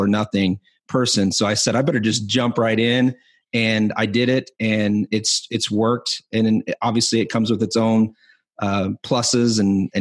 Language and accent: English; Spearfish, South Dakota, United States; also born or lived in Rapid City, South Dakota; I was born in Spearfish, South Dakota, and I was living in Rapid City